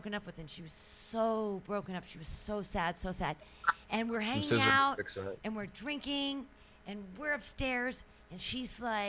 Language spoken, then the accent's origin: English; San Francisco, California, United States; Well, I mean, I'm from San Francisco, and I've been to Burning Man a bunch of times.